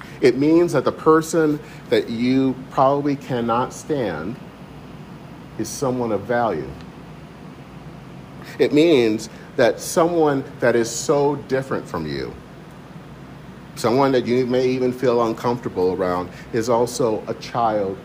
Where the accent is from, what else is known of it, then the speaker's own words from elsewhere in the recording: Michigan, United States; growing up in Michigan